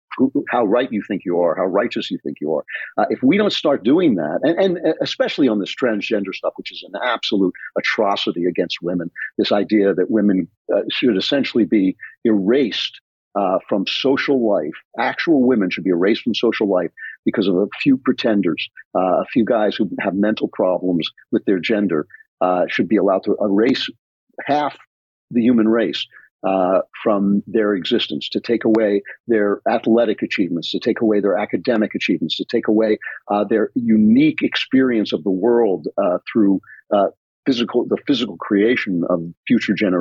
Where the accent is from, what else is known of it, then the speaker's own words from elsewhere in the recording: United States; I grew up in America that didn't require so much courage.